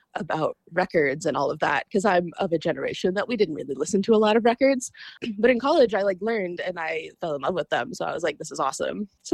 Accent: Kentucky, United States; now in Buffalo, Minnesota, United States; I'm originally from Kentucky.

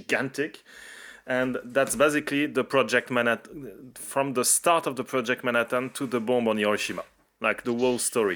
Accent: France; from France

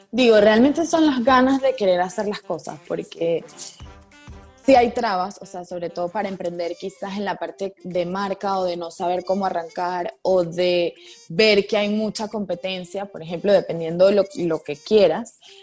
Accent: Caracas, Capital District, Venezuela; moved away as an adult; also born or lived in Santa Barbara, California / New York; now in Panama; yo soy de Venezuela, allá estudié la universidad

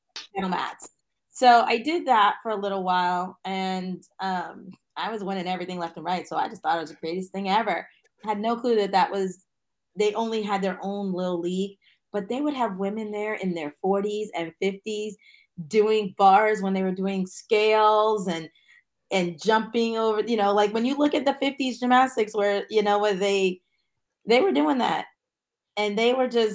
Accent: Mount Vernon, New York, United States; I'm from Mount Vernon

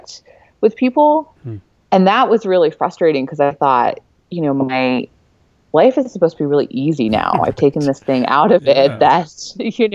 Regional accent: California, United States; also born or lived in Boston; now in North Carolina, United States; I went home to California to my parents' house

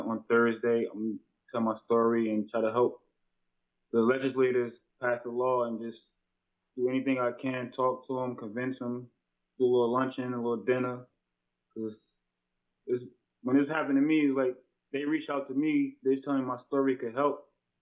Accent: New Jersey, United States; moved away as an adult; now in New Hampshire, United States; I'm not originally from New Hampshire, I'm from New Jersey

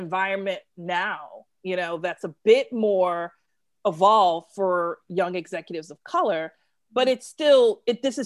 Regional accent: New York City, New York, United States; I'm from Brooklyn.

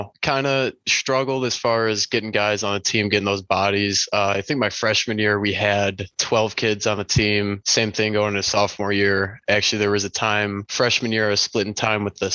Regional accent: Crystal Lake, Illinois, United States; moved away as an adult; also born or lived in Waukesha, Wisconsin; now in Arizona, United States; I'm originally from Illinois, Crystal Lake, Northwest suburbs

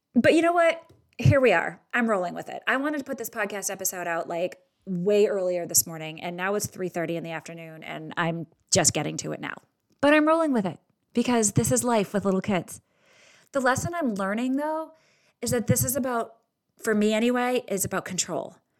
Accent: Boston, Massachusetts, United States; I'm Irish and from Boston

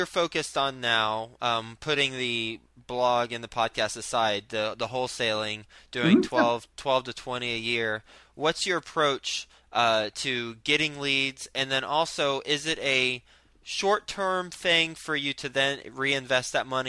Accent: Fort Worth, Texas, United States; Fort Worth. Well, I went to school at Texas Tech in Lubbock, and then before that, I was from Fort Worth.

